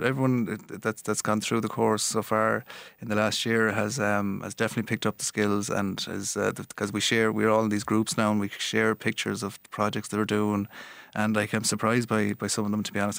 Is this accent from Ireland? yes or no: yes; Galway, Connacht, Ireland; accent: Galway; my Galway accent